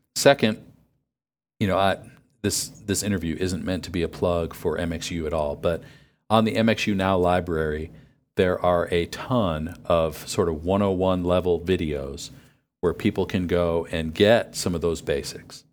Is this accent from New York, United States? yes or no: yes; near Buffalo, New York, United States; I grew up near Buffalo